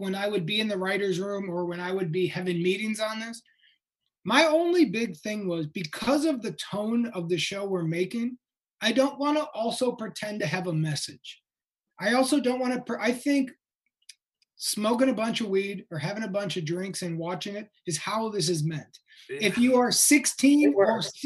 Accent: outside Chicago, Illinois, United States; I grew up outside Chicago

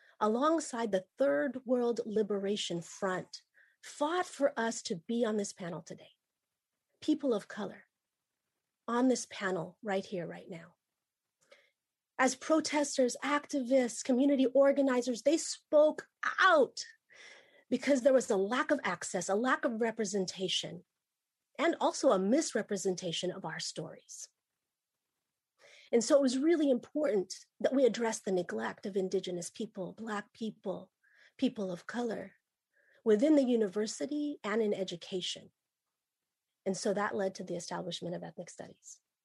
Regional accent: Philippines; And I'm Ilocana, and I'm also Batangueña. Some people call the place that I'm from the Philippines. I identify as Pinay

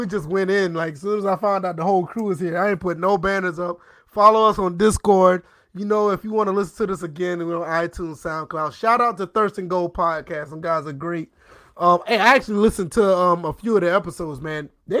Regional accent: Georgia, United States; Where I grew up in Georgia, that's where it was.

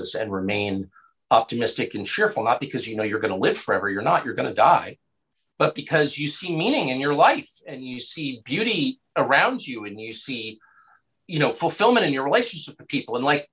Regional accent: California, United States; I was a small child growing up in California

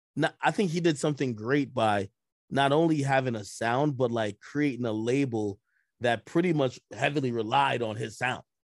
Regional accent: Jamaica; moved away; I was born in Jamaica

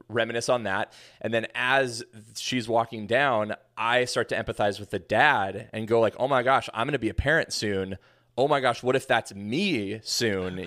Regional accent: Pacific Northwest, United States; also born or lived in Tacoma, Washington; Born and raised in the Pacific Northwest, so I've been here all my life

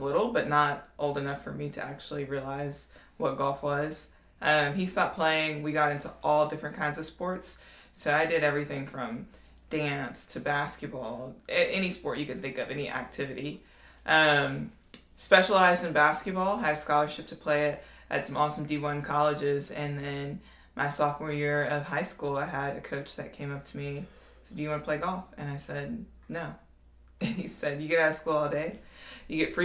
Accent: Ruston, Louisiana, United States; I'm from Ruston, Louisiana

